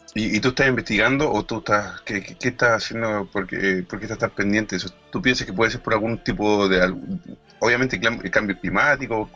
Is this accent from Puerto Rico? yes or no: no; Chile; como chilenos lo decimos